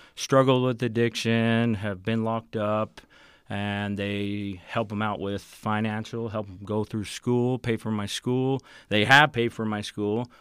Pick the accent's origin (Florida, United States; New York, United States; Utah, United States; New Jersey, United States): Utah, United States; Provo; I grew up in Provo